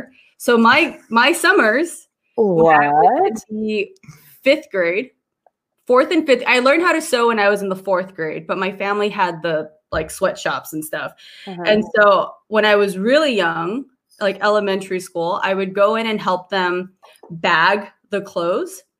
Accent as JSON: {"language": "English", "town": "Los Angeles", "region": "California", "country": "United States", "tie": "born or raised there", "said": "I was born in Chinatown, Los Angeles"}